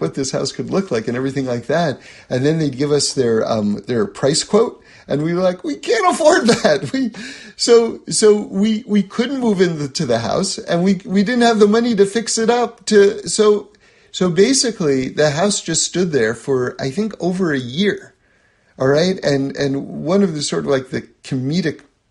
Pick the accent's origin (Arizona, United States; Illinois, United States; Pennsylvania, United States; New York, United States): New York, United States; New York City; I grew up in New York City. I grew up in an apartment